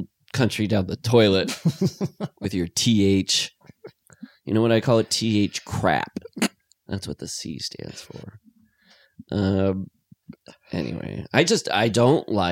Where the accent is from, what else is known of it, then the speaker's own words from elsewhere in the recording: Iowa, United States; moved away; I grew up in Iowa